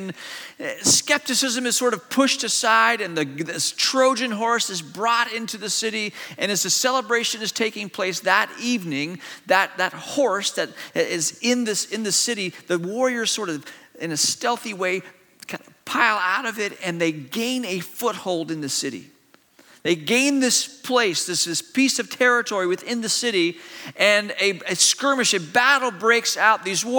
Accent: China; also born or lived in Malaysia; I grew up in an Eastern culture. I grew up in China, and I went to boarding school in Malaysia.

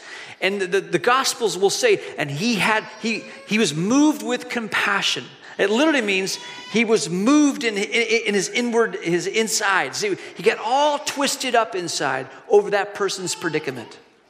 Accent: Hong Kong; Years ago, when I was a kid growing up in Hong Kong, we were walking the streets of Hong Kong with my family.

